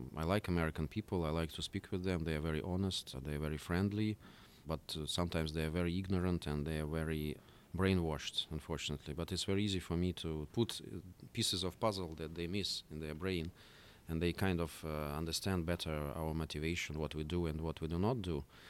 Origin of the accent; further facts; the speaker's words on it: Russia; moved away as an adult; now in United States; when I was a kid, I grew up in Soviet Union